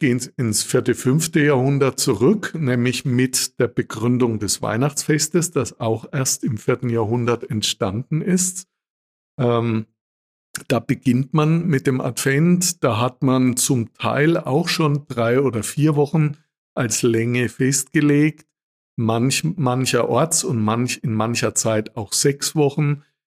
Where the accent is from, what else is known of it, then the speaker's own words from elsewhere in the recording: Würzburg, Bavaria, Germany; moved away; In meiner Heimat in Würzburg